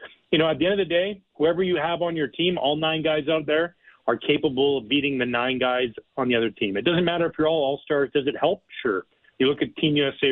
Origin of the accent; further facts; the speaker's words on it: Canada; moved away as an adult; now in United States; I live in the United States, but I'm born and raised in Canada